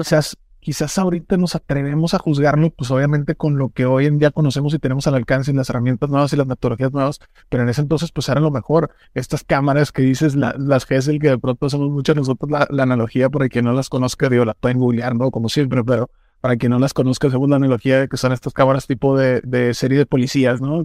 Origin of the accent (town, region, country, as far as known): Mexico